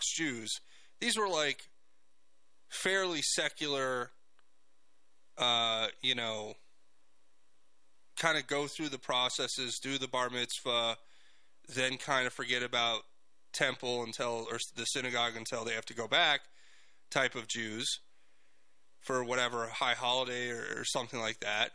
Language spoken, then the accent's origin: English; South Florida, United States; I grew up in South Florida